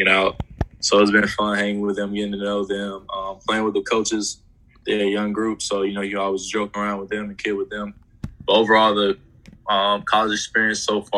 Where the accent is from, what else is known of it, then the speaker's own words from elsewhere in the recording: Pinson, Alabama, United States; also born or lived in Mountain Brook, Alabama; I started out at Pinson. That was my hometown, where I grew up at.